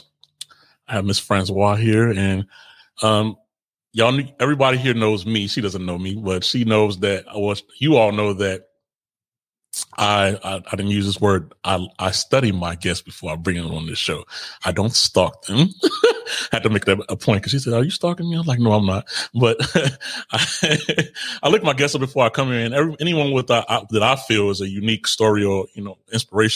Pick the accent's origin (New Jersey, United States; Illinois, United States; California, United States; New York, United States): Illinois, United States; Chicago; also born or lived in Israel; I was raised in Chicago.